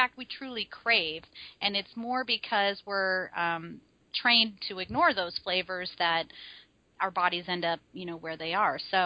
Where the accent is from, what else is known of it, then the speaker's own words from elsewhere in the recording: Midwest, United States; how I grew up, right? I'm a Midwesterner